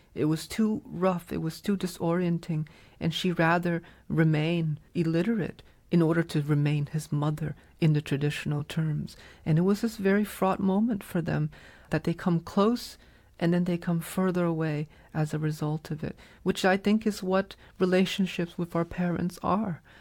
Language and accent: English; New England, United States; growing up in New England